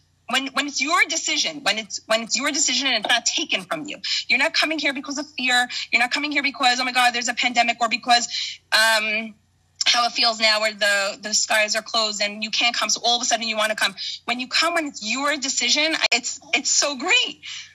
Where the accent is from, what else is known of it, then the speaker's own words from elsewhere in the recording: New Jersey, United States; now in Jerusalem, Israel; So I moved to Israel from New Jersey 5.5 years ago. I live in Yerushalayim. I currently live in Yerushalayim in Har Chomah